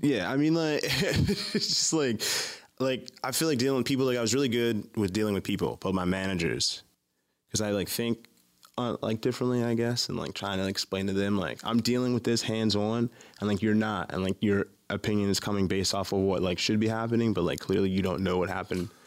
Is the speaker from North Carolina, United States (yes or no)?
no; Baltimore, Maryland, United States; Baltimore, Maryland. Born and raised here.